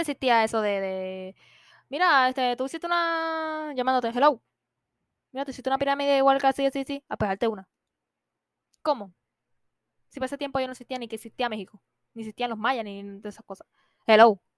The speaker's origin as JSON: {"language": "Spanish", "country": "Puerto Rico", "said": "nosotros somos de Puerto Rico"}